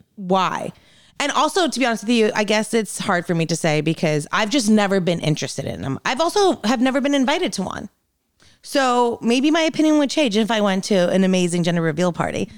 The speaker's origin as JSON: {"language": "English", "region": "New Jersey", "country": "United States", "tie": "born or raised there", "moved": "yes", "said": "I grew up in New Jersey"}